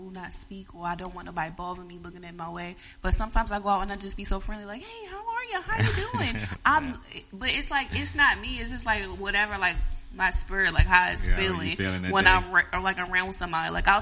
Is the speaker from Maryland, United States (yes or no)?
yes; Glen Burnie, Maryland, United States; I'm from Glen Burnie